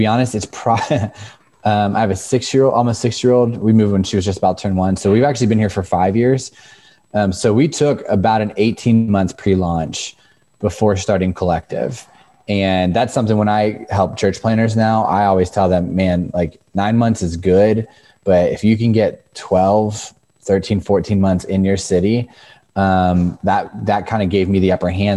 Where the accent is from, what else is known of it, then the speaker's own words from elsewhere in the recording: Northern Virginia, United States; moved away as an adult; now in Frederick, United States; Growing up in Northern Virginia, Frederick culture is very similar